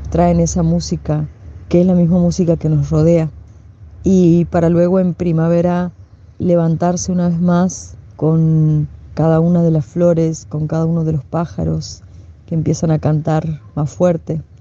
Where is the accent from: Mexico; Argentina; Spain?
Argentina; Humahuaca, Jujuy; Soy de Humahuaca y ser de Humahuaca a veces es una, una responsabilidad muy grande dentro de, la provincia de Jujuy